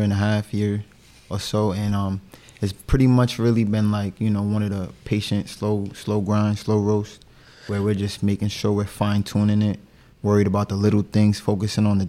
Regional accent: Pawtucket, Rhode Island, United States; I'm from Pawtucket, Rhode Island. My family comes from Cape Verde

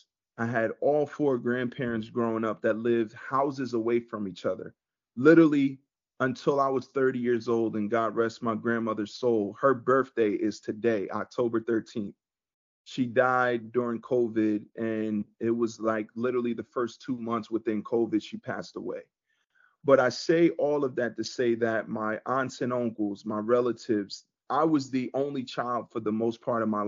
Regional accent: Neptune, New Jersey, United States; I grew up in Neptune

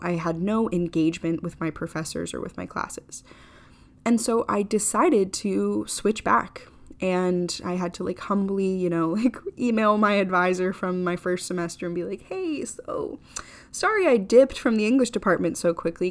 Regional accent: Florida, United States; I grew up in Florida.

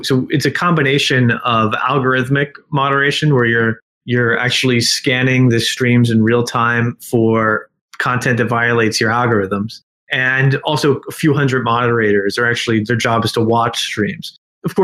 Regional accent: South Plainfield, New Jersey, United States; also born or lived in Princeton, New Jersey; I was from South Plainfield High School.

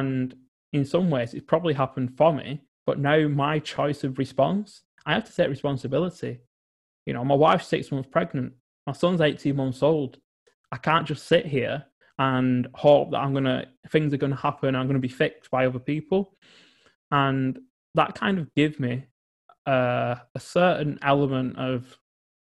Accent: England, United Kingdom; growing up in England.

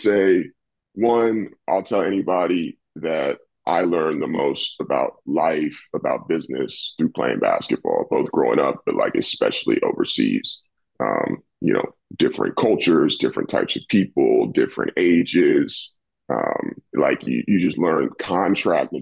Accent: Washington, District of Columbia, United States; moved away as an adult; also born or lived in Des Moines, Iowa / Copenhagen, Denmark / Plymouth, England / Santiago, Chile; I'm from Washington, D.C., born and raised.

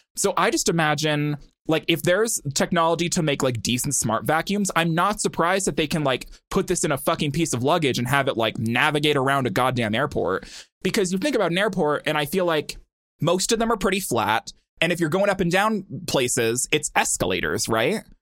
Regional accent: Montana, United States; I'm from Montana

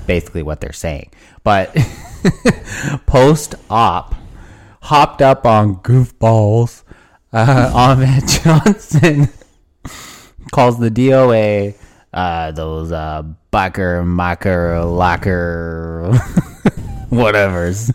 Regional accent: Canada

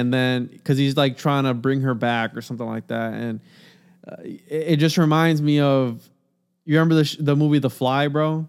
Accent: Puerto Rico; now in Florida, United States; I'm Puerto Rican

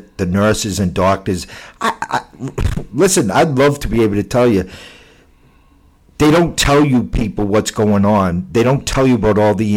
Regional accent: Boston, Massachusetts, United States; also born or lived in Revere; I grew up in Boston, and then we moved out to the country, Revere

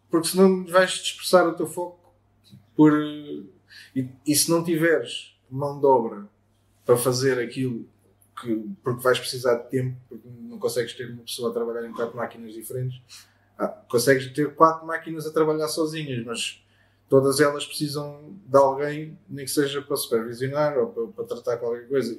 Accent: Baixa da Banheira, Setúbal, Portugal; also born or lived in Lisbon; Sou da Baixa da Banheira, nasci em Lisboa

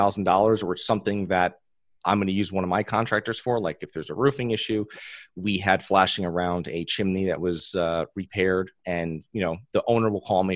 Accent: Connecticut, United States; moved away as an adult; now in Florida, United States; I'm originally from Connecticut

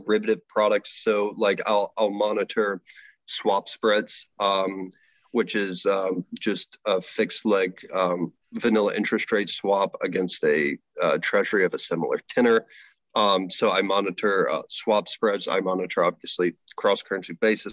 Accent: United States; moved away as an adult; now in Canada; I am an American

